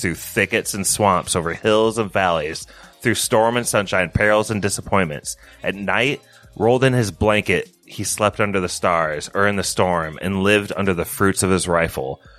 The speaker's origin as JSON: {"language": "English", "town": "Elkhart", "region": "Indiana", "country": "United States", "tie": "born or raised there", "said": "We grew up in Elkhart."}